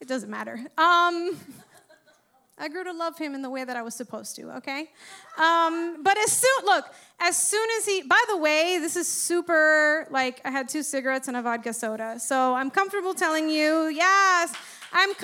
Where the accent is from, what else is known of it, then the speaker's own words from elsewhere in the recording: Miami, Florida, United States; I grew up in fucking Westchester, right? Uppity Cuban family